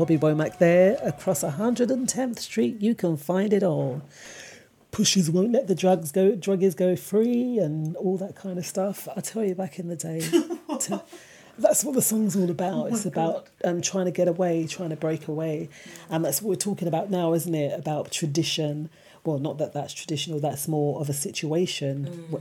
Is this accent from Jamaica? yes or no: yes; Jamaica; But we're from Jamaica